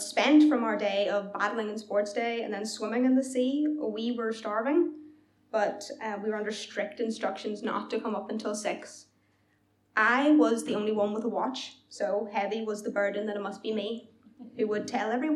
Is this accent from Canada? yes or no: no; Belfast, Northern Ireland, United Kingdom; at home in Belfast